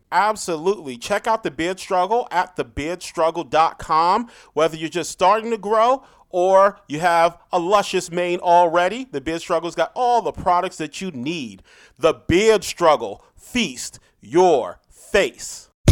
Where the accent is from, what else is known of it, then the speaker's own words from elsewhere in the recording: New York City, New York, United States; I was born in Brooklyn. I claim Brooklyn